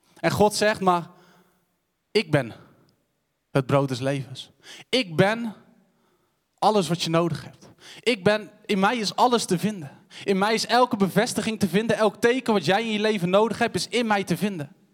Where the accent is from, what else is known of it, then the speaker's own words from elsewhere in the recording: Cothen, Utrecht, Netherlands; Ik ben opgegroeid in Koten, een dorpje tussen Wijk-Beduurstede en Utrecht.